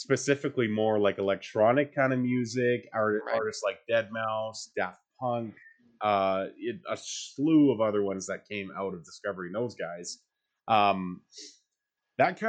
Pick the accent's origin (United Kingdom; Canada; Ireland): Canada; Calgary, Alberta; I was born here in Calgary